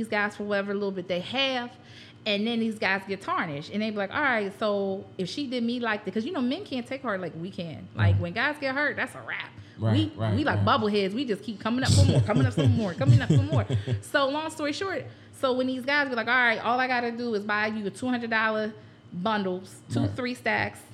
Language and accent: English; Pittsburgh, Pennsylvania, United States; moved away as an adult; now in Philadelphia, United States; I'm from Pittsburgh, born and raised